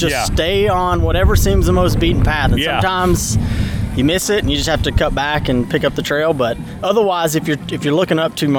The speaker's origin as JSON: {"language": "English", "region": "East Tennessee", "country": "United States", "tie": "born or raised there", "said": "I grew up in East Tennessee mountains"}